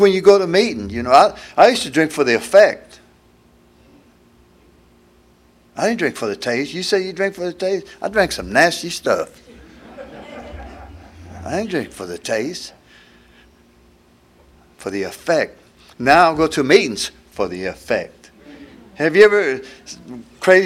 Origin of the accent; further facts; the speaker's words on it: Houston, Texas, United States; I'm from Houston, been there next month. I've been there 72 years